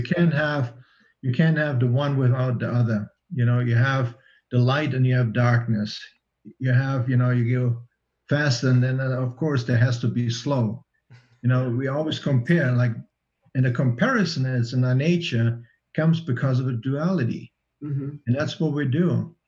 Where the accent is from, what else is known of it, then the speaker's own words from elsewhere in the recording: Germany; I grew up under communism in East Germany